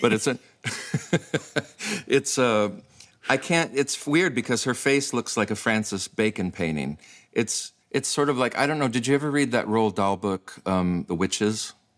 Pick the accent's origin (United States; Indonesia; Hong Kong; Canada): United States; Michigan; moved away as an adult; now in Iceland; Obviously, I grew up in Michigan.